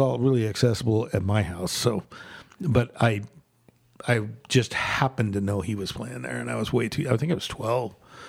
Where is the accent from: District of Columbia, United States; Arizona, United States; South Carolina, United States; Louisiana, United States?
Arizona, United States; I'm born here. Okay. I'm a native of Arizona